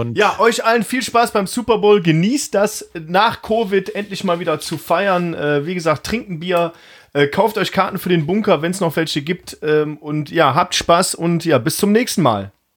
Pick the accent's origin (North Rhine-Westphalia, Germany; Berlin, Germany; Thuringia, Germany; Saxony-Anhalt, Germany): North Rhine-Westphalia, Germany; Mönchengladbach; ich bin geboren in Mönchengladbach